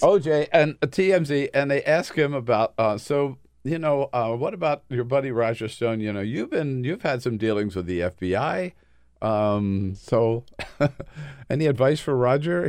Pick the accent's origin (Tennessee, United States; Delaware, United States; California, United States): Delaware, United States; Delaware City; growing up in Delaware City, our grandfather